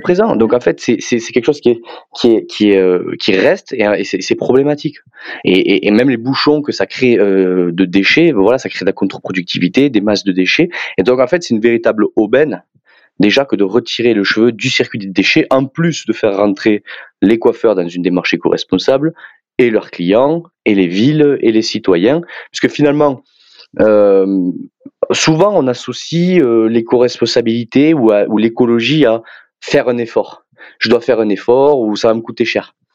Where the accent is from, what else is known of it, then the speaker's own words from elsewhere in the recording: southern France, France; accent: southern French; moved away as an adult; also born or lived in Clermont-Ferrand; vous entendrez sûrement mon accent que je suis plus originaire du sud de la France